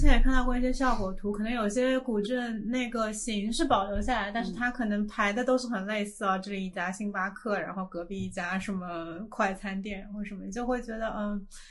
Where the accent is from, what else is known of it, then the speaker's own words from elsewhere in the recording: Shanghai, China; 这个其实是作为一个从小在这里长大人的感觉